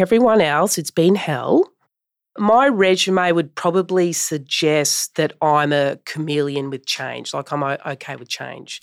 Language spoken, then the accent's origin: English; Brisbane, Queensland, Australia; Brisbane is my hometown